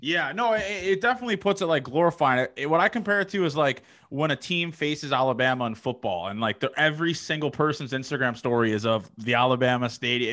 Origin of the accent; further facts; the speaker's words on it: Toronto, Ontario, Canada; I'm from Toronto